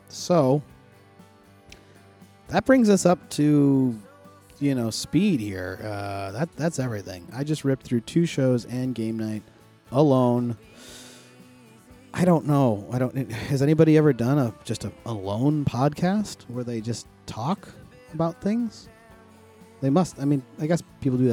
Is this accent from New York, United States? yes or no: yes; Buffalo, New York, United States; this team that is from my hometown